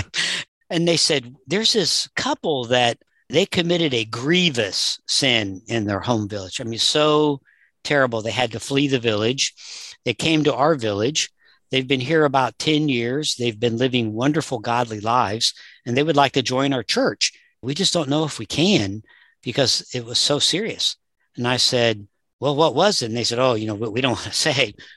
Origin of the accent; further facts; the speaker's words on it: Southern US, United States; I grew up in the Southern U S